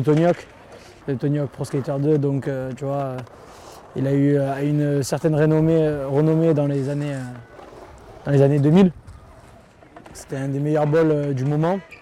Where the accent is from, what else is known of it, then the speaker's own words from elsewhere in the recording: Marseille, Provence-Alpes-Côte d'Azur, France; je viens de Marseille